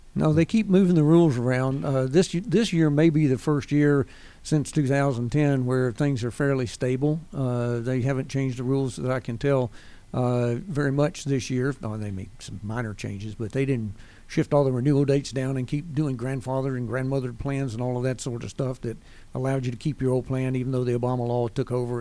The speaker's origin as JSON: {"language": "English", "town": "Winston-Salem", "region": "North Carolina", "country": "United States", "tie": "born or raised there", "also_born_or_lived": "Pensacola, Florida", "moved": "as an adult", "lives_now": "Gwinnett County, United States", "said": "born and raised in Winston-Salem, North Carolina"}